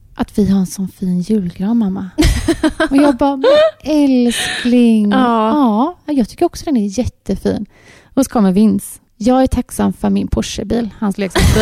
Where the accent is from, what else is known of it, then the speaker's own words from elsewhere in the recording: Gothenburg, Västra Götaland, Sweden; vi är uppvuxna här ute i Torslanda.